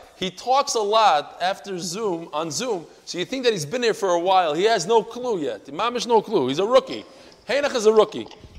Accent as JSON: {"language": "English", "region": "New York", "country": "United States", "said": "I'm also from New York."}